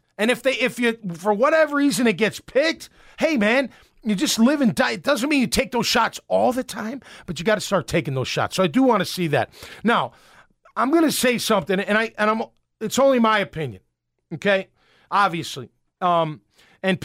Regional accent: Chicago, Illinois, United States; It's okay. I'm from Chicago. I get fired up.

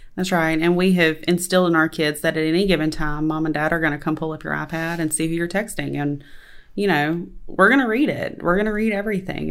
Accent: West Monroe, Louisiana, United States; I've lived in West Monroe my entire life

